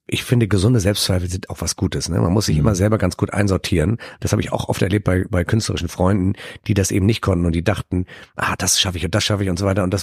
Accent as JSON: {"language": "German", "region": "Hamburg", "country": "Germany", "said": "Ich bin ja auch Hamburger Jung"}